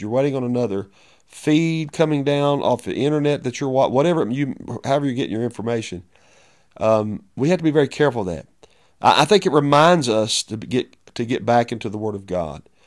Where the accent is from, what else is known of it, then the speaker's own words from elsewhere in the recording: United States; as a pastor of a church, as an American